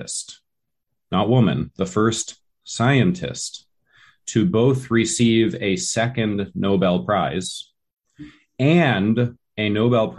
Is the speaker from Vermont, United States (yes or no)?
yes; Vermont, United States; me growing up in Vermont